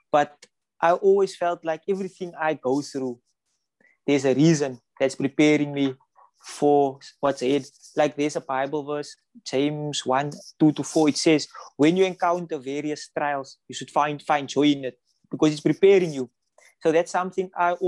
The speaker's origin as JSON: {"language": "English", "town": "Cape Town", "region": "Western Cape", "country": "South Africa", "said": "we come from Mitchell's Plain."}